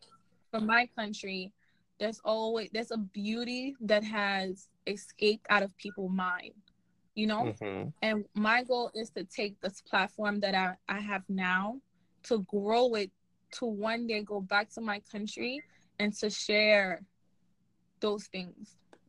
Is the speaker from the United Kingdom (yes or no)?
no; Haiti; So, like I said, I'm from Haiti, right? I'm from Haiti, and one thing, in any platform and anywhere I go, two things you're going to know about me.